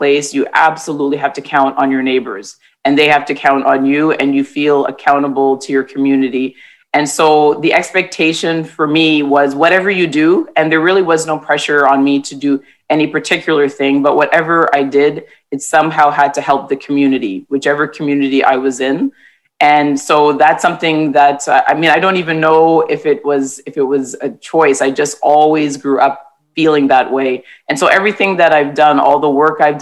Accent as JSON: {"language": "English", "town": "Toronto", "region": "Ontario", "country": "Canada", "tie": "born or raised there", "said": "I was born and raised in Toronto, T-Dot, I guess people call it now, or the Six, and my family comes from the Caribbean"}